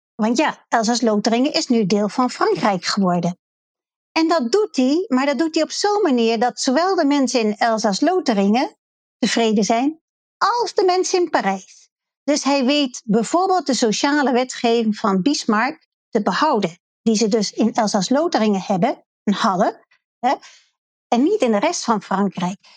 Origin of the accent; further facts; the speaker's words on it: Netherlands; als Nederlanders